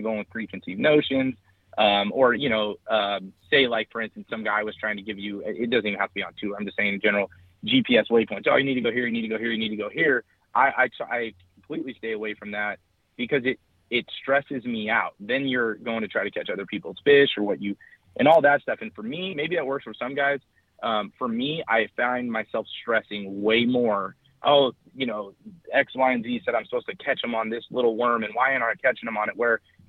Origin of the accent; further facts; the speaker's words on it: California, United States; because I'm from California, I didn't know about.